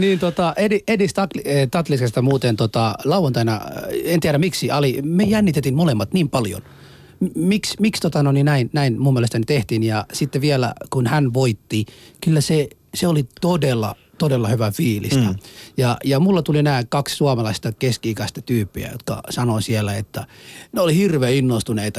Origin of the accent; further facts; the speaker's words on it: Somalia; now in Finland; minä olen Somaliasta kotoisin